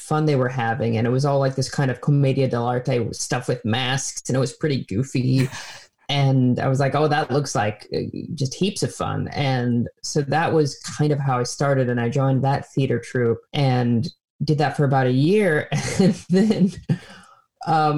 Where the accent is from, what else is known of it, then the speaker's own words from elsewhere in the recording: Minnesota, United States; moved away as an adult; now in New York, United States; I grew up in Minnesota